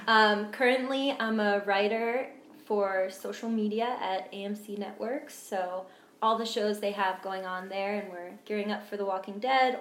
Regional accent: New Jersey, United States; also born or lived in Pennsylvania / California / Indiana; now in New York, United States; I grew up all over. I moved around every 2 years, basically. It was from New Jersey, and then went to Pennsylvania, California, then Indiana, and then I came here to New York.

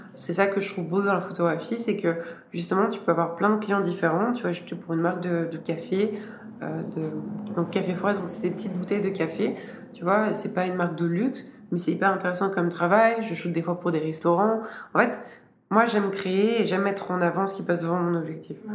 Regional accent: Switzerland; en tant que Suisse

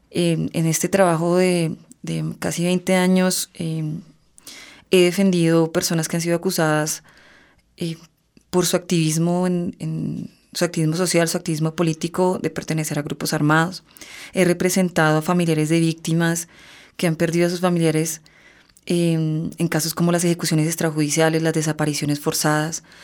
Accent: Colombia; nosotros como colombianos

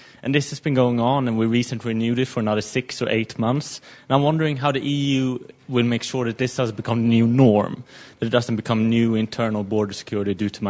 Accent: Sweden; I'm from Sweden

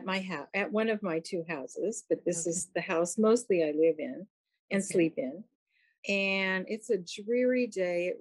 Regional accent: San Francisco, California, United States; also born or lived in Oakland; I was born and raised in San Francisco. I still live here

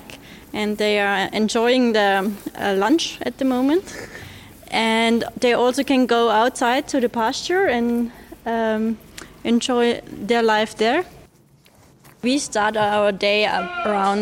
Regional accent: Upper Austria, Austria; I'm from Upper Austria

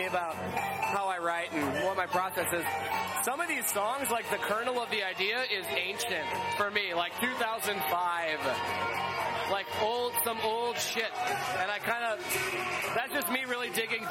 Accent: Milwaukee, Wisconsin, United States; I grew up in Milwaukee with a band.

